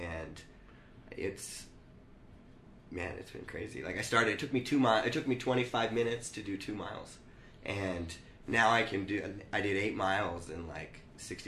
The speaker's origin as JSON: {"language": "English", "country": "United States"}